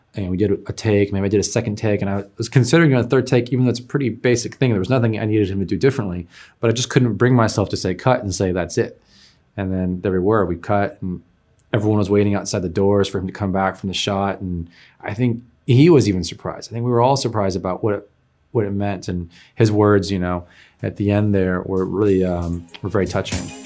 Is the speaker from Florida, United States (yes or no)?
no; Oakland, California, United States; I'm from San Francisco Bay Area, Oakland